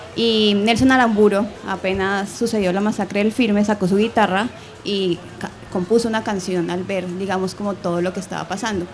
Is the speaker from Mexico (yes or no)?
no; Pacific Coast, Colombia; todos somos pues del Pacífico litoral